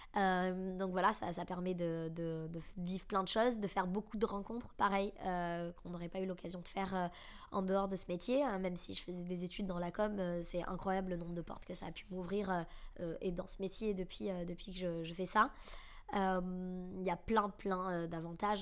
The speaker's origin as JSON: {"language": "French", "town": "Bordeaux", "region": "Nouvelle-Aquitaine", "country": "France", "moved": "as an adult", "lives_now": "Paris, France", "said": "je suis originaire de Bordeaux J'habite maintenant à Paris depuis, euh, depuis 3 ans et demi"}